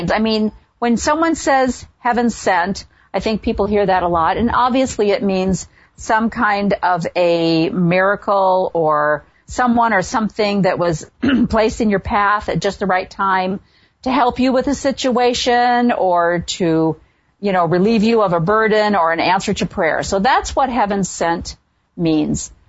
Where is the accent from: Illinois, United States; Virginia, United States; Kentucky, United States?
Illinois, United States; a small town just south of Chicago; I'm from a small town just south of Chicago, so I grew up in the Midwest.